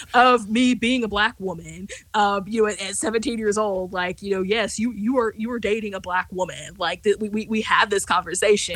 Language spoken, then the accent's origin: English; rural West Central Missouri, United States; I grew up in in West Central Missouri, and so I grew up in rural West Central Missouri